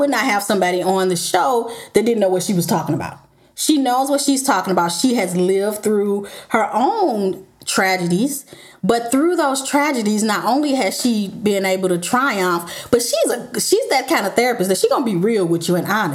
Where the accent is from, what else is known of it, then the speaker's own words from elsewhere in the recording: St. Louis, Missouri, United States; moved away; go home to my hometown for a few weeks. And so I decided to record in Duluth, aka St. Louis